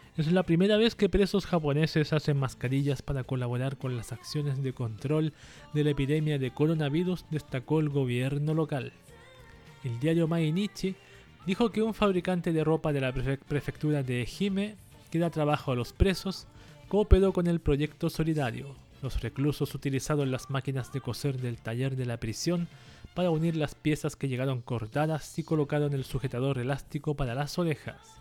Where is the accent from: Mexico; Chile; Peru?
Chile; acá en mi país, en Chile